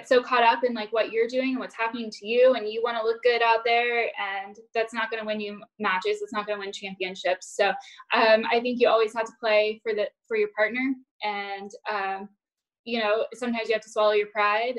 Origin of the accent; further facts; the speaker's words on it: Fort Myers, Florida, United States; Fort Myers, which is my hometown